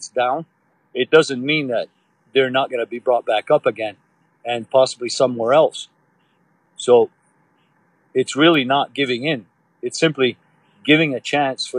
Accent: Oka, Quebec, Canada; I'm from Oka. I was here during 1990. I was here. I lived here my whole life.

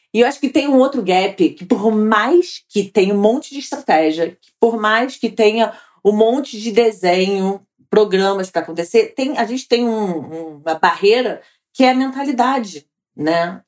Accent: Rio de Janeiro, Brazil; Sou carioca e mãe do Gabriel

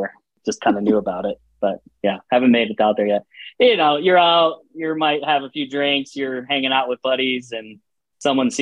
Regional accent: Iowa, United States; also born or lived in Montana; now in Utah, United States; I'm a Montana guy. I grew up in Iowa, but I came of age as a person in Montana.

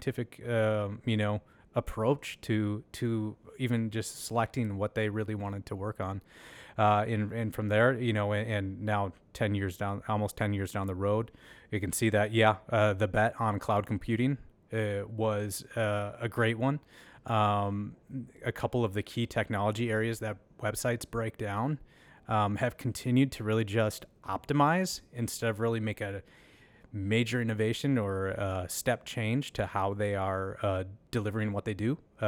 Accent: Red Wing, Minnesota, United States; Yeah, so not far from here. I was born and raised in Red Wing, Minnesota. A nice town, especially as you reflect on your upbringing, a nice blue-collar, working-class place

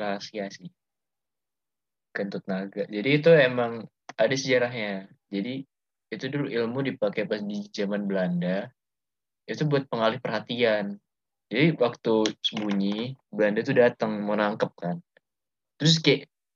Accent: Surabaya, East Java, Indonesia; also born or lived in Bandung; gue lama hidupnya di Surabaya

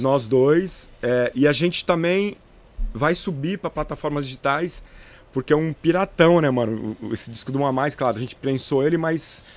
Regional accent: Presidente Epitácio, São Paulo, Brazil; moved away; eu sou de Presidente Epitácio, eu, nas, eu sou natural de Presidente Epitácio

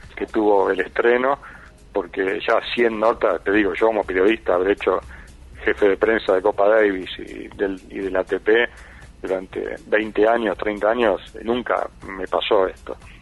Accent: Buenos Aires, Argentina; yo fui concebido en Mar del Plata ah, como él y nací en Buenos Aires

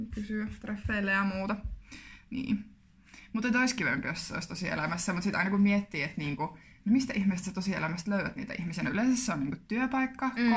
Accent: Kuopio, North Savo, Finland; now in Jyväskylä, Finland; Kuopiosta olen kotoisin.

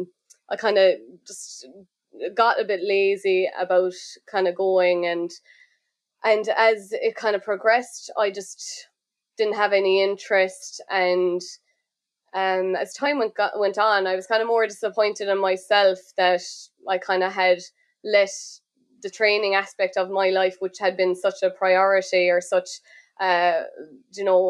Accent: Killarney, County Kerry, Munster, Ireland; moved away as an adult; now in Dublin, Ireland; I am originally from Clarny, County Kerry, but I'm living in Dublin the last two or three years.

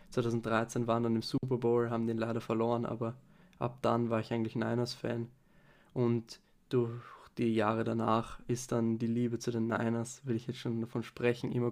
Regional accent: Vienna, Austria; Ähm, ich bin aus Wien

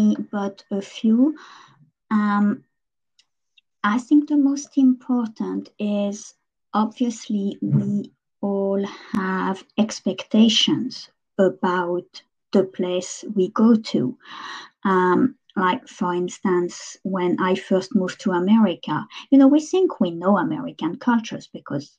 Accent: France; English is a second language; moved away as an adult

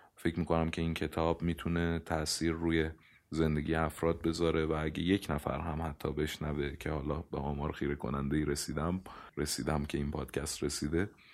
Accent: Iran; من متولد ایرانم نمیتونم ملیتم رو تغییر بدم حتی اگر پاسپورت کشور دیگری رو بگیرم من باز هم ایرانیم

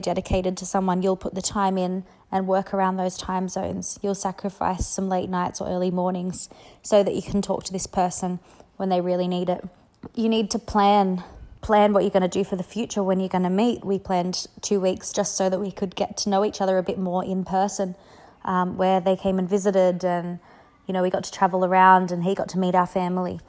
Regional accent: Australia; I'm Australian

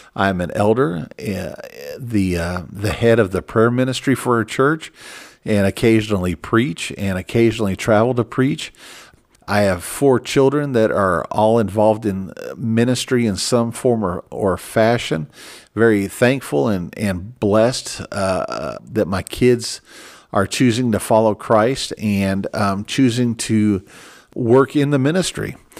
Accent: Minneapolis, Minnesota, United States; I was born in Minneapolis, Minnesota, and, and I'm an American

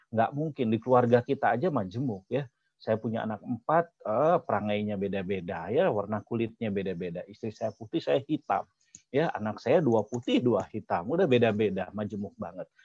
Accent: West Java, Indonesia; Saya orang Sunda, ada yang orang Jawa, ada orang Batak, orang Madura, orang Cina, orang Arab.

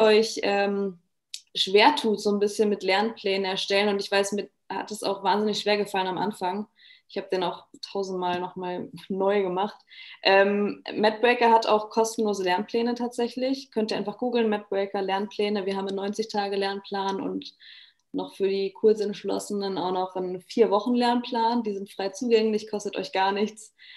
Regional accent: Germany; moved away as an adult; now in Vienna, Austria; ich bin aus Deutschland ähm, und bin jetzt extra nach Österreich gezogen

